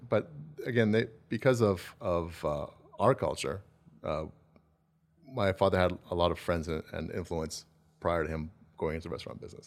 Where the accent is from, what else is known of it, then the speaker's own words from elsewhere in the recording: Calgary, Alberta, Canada; I grew up in Southwest Calgary